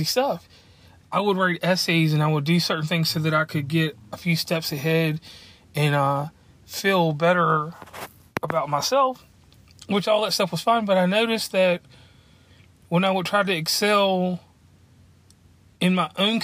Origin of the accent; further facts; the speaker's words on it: Lynchburg, Virginia, United States; I'm from Lynchburg, Virginia, and where I'm from, there was racism